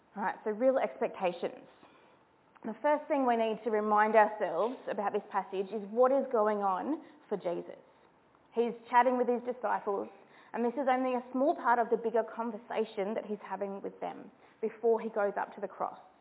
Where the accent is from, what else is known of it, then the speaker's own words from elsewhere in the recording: New South Wales, Australia; I'm from New South Wales